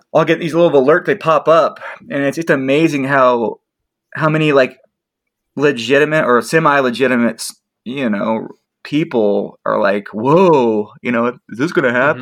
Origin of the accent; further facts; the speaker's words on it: Spokane, Washington, United States; I'm from the Spokane Coeur d'Alene area